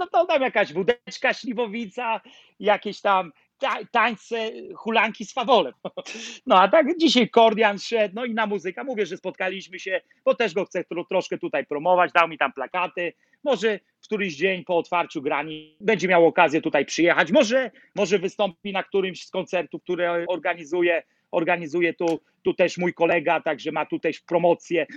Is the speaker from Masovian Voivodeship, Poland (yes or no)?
no; Nowy Sącz, Lesser Poland, Poland; moved away as an adult; now in New York, United States; Ja jestem z Nowego Sącza. Mhm. Lach Sądecki